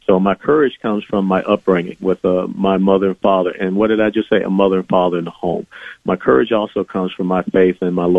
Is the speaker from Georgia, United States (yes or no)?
yes; Atlanta, Georgia, United States; I was born in a blacks-only hospital in Atlanta, Georgia. I grew up in the cradle of the civil rights movement there in the old Fourth Ward neighborhood of Atlanta, Georgia